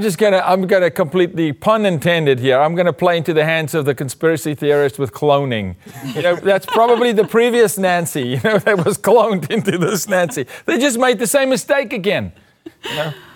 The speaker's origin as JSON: {"language": "English", "country": "South Africa", "moved": "yes", "said": "as a South African in South Africa"}